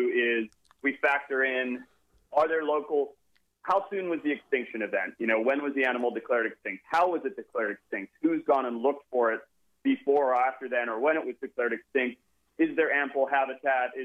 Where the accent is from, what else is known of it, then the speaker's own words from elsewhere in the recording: Zimbabwe; moved away; also born or lived in California, United States / Oakland, California, United States; I was born in America, and at a very young age, I think I was only 6 or 8 weeks old, I was flown back to Zimbabwe